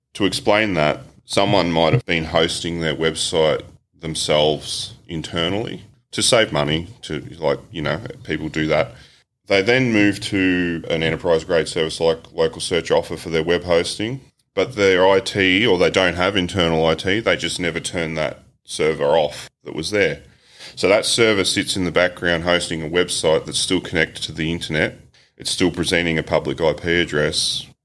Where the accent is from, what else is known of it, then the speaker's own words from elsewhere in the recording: Australia; as an Aussie